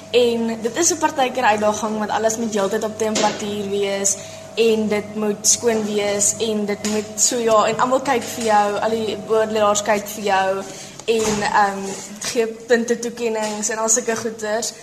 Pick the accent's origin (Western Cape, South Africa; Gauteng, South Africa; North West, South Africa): Western Cape, South Africa; George; Ek kom ook van George af en ek is in graad 8 in Otoniqua Hoërskool.